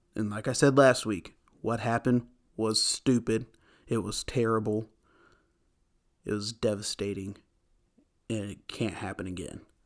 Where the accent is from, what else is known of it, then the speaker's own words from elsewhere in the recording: United States; I'm an American